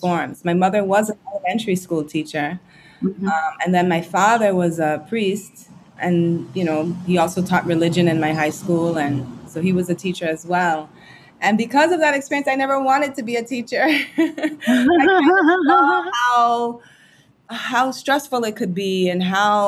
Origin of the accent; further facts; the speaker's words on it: U.S. Virgin Islands; also born or lived in Tobago, Trinidad and Tobago / St. Thomas, U.S. Virgin Islands / New York; I moved to St. Croix when I was seven. So I really feel myself more to be a Crujan than anything else, because it's where my most formative years have been